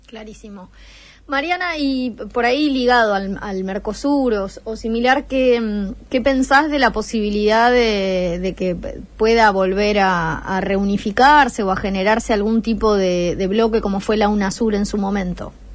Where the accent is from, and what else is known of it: Argentina